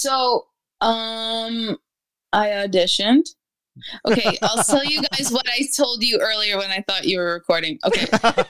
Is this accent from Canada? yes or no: yes; Winnipeg, Manitoba, Canada; I'm from Winnipeg